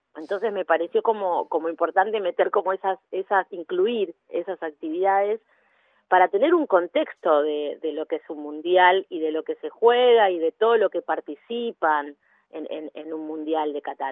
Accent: Mar del Plata, Buenos Aires Province, Argentina; now in Buenos Aires, Argentina; En Mar del Plata, yo soy de Mar del Plata, en Mar del Plata ya había jugado con amigas al fútbol. Y cuando me vine a vivir a Buenos Aires

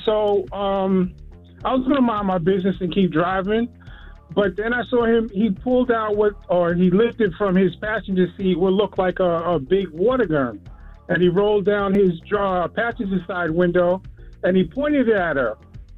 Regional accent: Queens, New York, United States; I'm from Queens.

